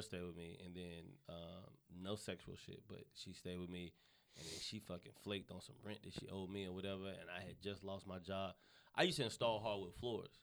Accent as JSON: {"language": "English", "town": "Charlotte", "region": "North Carolina", "country": "United States", "tie": "born or raised there", "moved": "as an adult", "lives_now": "Los Angeles, United States", "said": "I'm from the South. I'm born and raised in North Carolina"}